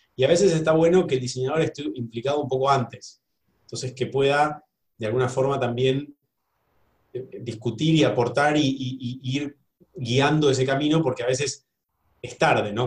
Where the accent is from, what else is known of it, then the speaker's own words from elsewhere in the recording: Argentina; como decimos los argentinos